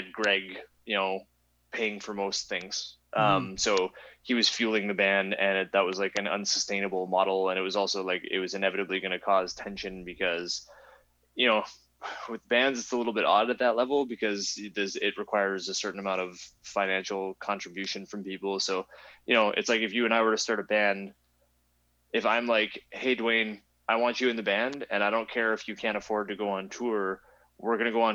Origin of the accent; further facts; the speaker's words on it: Canada; we're from Canada